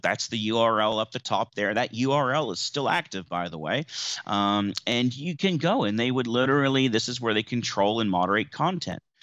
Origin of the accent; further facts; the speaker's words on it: New Zealand; also born or lived in United States; as an American um, by birth, but a New Zealand citizen since 1996, coming here as a nine year old boy